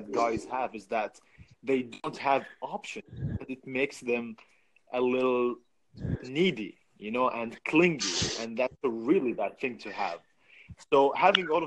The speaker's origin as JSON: {"language": "English", "country": "Saudi Arabia", "said": "I'm from Saudi"}